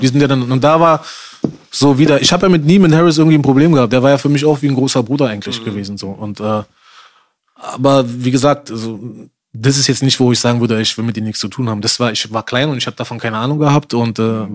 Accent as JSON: {"language": "German", "region": "Berlin", "country": "Germany", "tie": "born or raised there", "also_born_or_lived": "Spandau, Berlin", "said": "wo ich 14 geworden bin, sind wir ähm, rausgezogen aus Charlottenburg, sind nach Spandau gezogen, nach Haselhorst"}